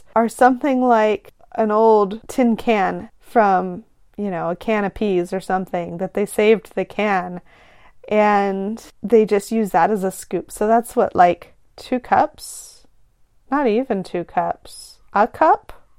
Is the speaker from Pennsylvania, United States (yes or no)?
no; California, United States; as a Californian where I live.